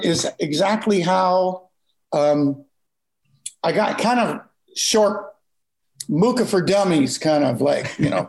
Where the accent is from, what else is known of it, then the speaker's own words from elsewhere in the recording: Wyoming, Illinois, United States; moved away as an adult; now in Sonoma County, United States; So I come from Wyoming, Illinois, which is about probably 3 hours from where you are right now, mm-hmm. North of Peoria. Stark County is the home of my county